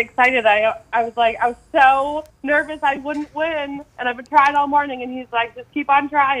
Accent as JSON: {"language": "English", "town": "Gray", "region": "Maine", "country": "United States", "said": "from Gray."}